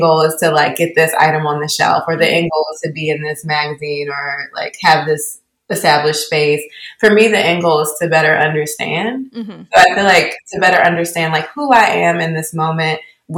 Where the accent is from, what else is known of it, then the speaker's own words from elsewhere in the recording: Baltimore, Maryland, United States; also born or lived in Essex, Maryland; Yeah, I grew up here in Baltimore, Maryland. And more specifically, I grew up splitting my time between the Northwood neighborhood of Baltimore City in Lock Raven, and also in the suburbs in Essex, Maryland.